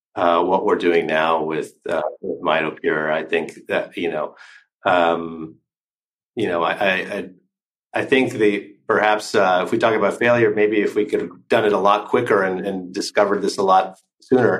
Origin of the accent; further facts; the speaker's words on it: California, United States; now in Switzerland; I'm originally from California